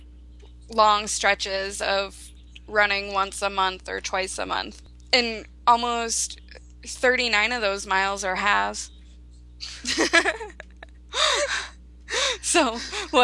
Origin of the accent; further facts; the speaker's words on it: Sarasota, Florida, United States; which is in my hometown